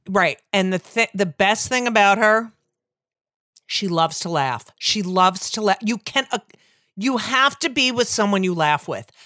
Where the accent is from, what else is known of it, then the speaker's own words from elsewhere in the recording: Clark, New Jersey, United States; also born or lived in Newark, New Jersey / Elizabeth, New Jersey; I grew up in New Jersey